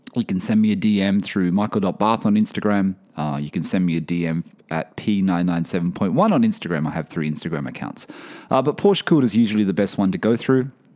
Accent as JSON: {"language": "English", "country": "Australia", "moved": "yes"}